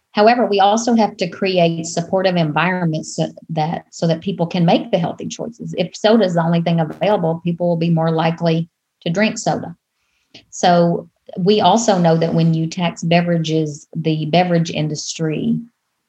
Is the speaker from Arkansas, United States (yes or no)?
yes; Arkansas, United States; now in Rhode Island, United States; I'm originally from the Deep South, from Arkansas.